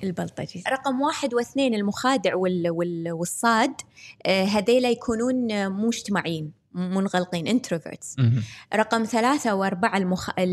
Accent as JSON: {"language": "Arabic", "country": "Kuwait"}